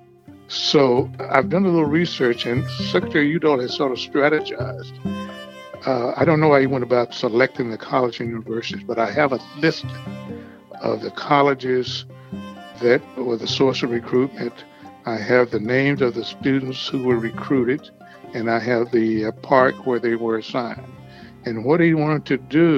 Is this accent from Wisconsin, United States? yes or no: no; Texas, United States; now in Maryland, United States; my home state of Texas